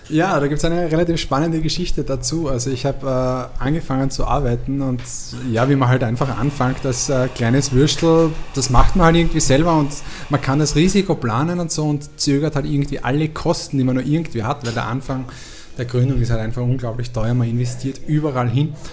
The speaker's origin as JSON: {"language": "German", "region": "Lower Austria", "country": "Austria", "said": "ich bin Niederösterreicher."}